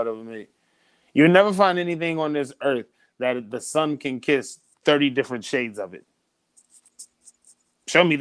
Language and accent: English; Midwest, United States; I'm from the Midwest